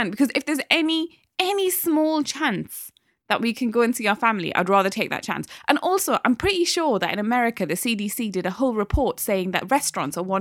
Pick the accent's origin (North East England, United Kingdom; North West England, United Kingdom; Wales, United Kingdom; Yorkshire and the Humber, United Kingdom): North East England, United Kingdom; now in London, United Kingdom; I am a Geordie who happens to live in London.